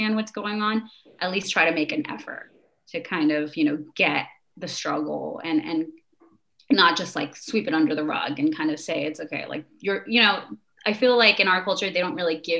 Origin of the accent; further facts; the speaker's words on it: New Jersey, United States; I grew up in New Jersey, but I also grew up in a community of other Pakistani people